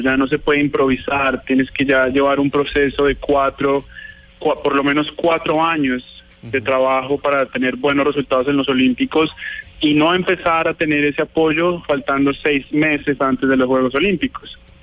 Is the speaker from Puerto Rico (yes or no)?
no; Colombia; nosotros somos colombianos 100%, eh, mi familia, mi papá, pues em, todos muy, muy colombianos